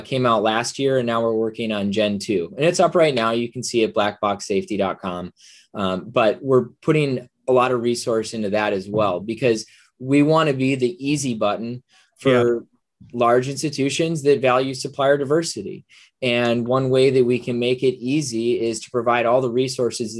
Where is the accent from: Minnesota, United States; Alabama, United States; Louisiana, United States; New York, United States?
Minnesota, United States; I'm from Minnesota